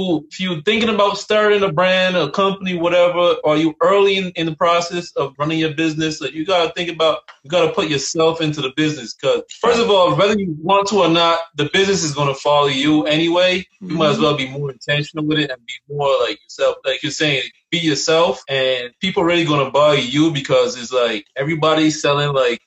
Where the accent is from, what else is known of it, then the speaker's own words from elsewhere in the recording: Barbados; moved away; was born and raised in Barbados